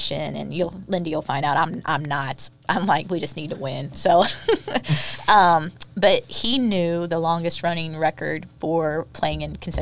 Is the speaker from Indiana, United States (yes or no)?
yes; Indiana, United States; growing up in Indiana, you know, you do one of two things. You either farm or you play basketball.